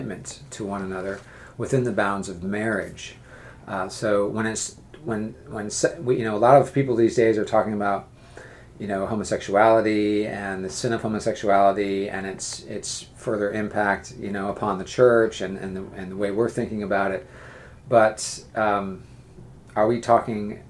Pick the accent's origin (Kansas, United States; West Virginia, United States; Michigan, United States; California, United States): California, United States; Northern; now in Charleston, United States; I grew up in Northern California